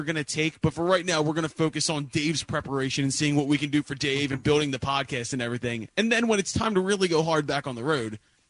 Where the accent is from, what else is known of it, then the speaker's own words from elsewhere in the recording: Northeast, United States; I'm from the Northeast. Like, I grew up listening to Preston and Steve when I got driven to high school